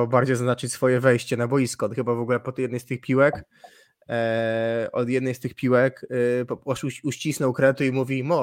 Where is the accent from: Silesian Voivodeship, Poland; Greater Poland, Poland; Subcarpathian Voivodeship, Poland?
Subcarpathian Voivodeship, Poland; Humniska; pochodzę z Humnist i z Humnist pochodzi Norbert Huber.